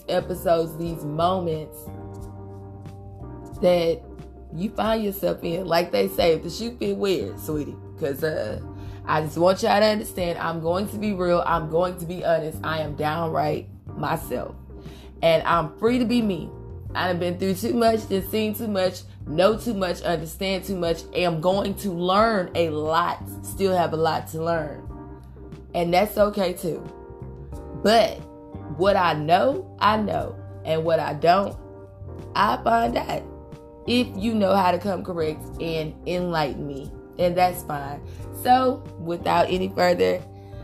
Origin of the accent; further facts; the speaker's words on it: Houston, Texas, United States; I'm from Houston, Texas. I came back to Houston